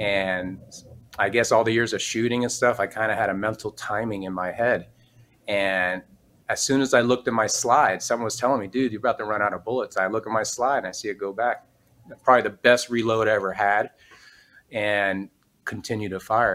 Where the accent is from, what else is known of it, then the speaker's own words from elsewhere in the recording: Miami, Florida, United States; I grew up in Miami, son of a cop